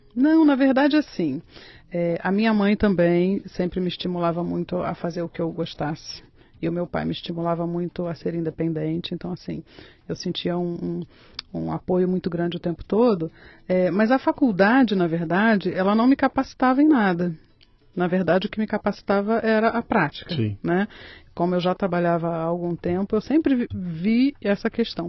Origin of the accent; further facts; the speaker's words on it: Nova Friburgo, Rio de Janeiro, Brazil; moved away as an adult; also born or lived in Niterói; now in Cotia, Brazil; Na cidade de Nova Friburgo, que fica na região serrana do estado do Rio